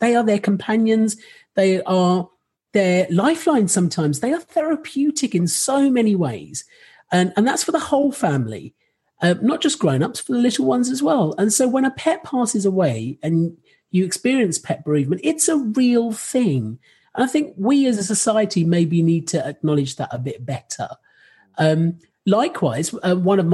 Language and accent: English; Rochester, South East England, United Kingdom; I grew up in Rochester